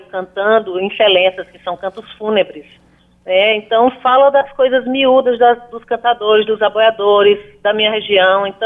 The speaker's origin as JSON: {"language": "Portuguese", "region": "Paraíba", "country": "Brazil", "said": "Sou muito bem acolhida na minha terra, essa terra que é muito amada."}